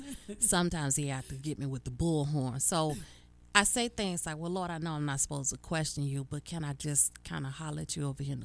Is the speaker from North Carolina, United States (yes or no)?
yes; Charlotte, North Carolina, United States; moved away; It is going to be in my hometown, y'all. I'm coming home. It's Charlotte, North Carolina.